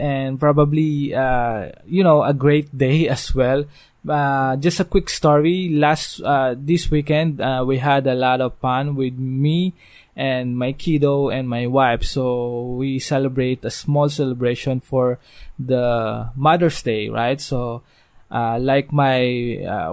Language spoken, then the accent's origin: English; Dasmariñas, Cavite, Philippines; I'm from Dasmariñas, Cavite